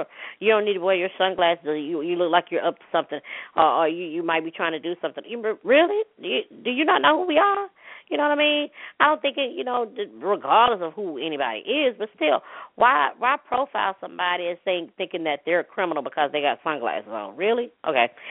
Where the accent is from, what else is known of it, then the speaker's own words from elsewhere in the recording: Hattiesburg, Mississippi, United States; my hometown, city of Hattiesburg, Mississippi